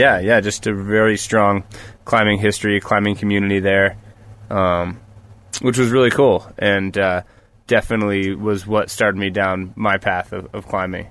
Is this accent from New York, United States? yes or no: yes; New Paltz, New York, United States; moved away; also born or lived in Colorado; I grew up in New York, actually, in Newpaltz